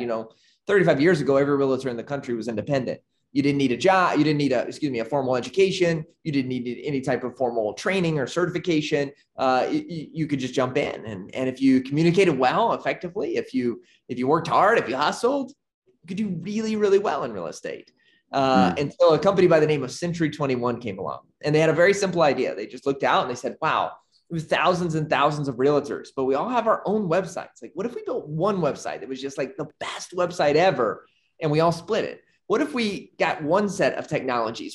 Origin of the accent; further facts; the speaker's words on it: Arkansas, United States; moved away as an adult; now in Nicaragua; born and raised in Arkansas